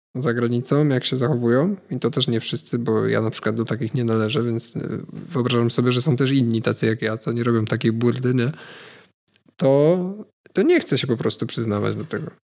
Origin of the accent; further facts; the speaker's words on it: Poland; skąd jestem, nie? no to bardzo chętnie powiem, że z Polski